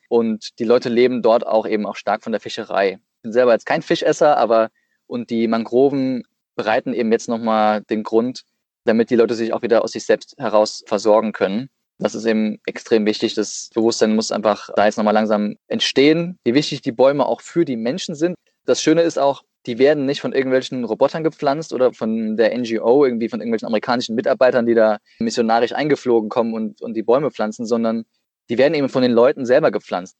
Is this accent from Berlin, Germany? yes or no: no; Saarland, Germany; moved away as an adult; also born or lived in Aachen / Dresden; now in Leipzig, Germany; bin geboren im Saarland